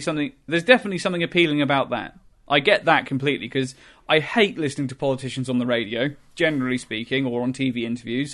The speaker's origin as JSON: {"language": "English", "region": "England", "country": "United Kingdom", "said": "I'm from England. I'm, you know, I'm British through and through."}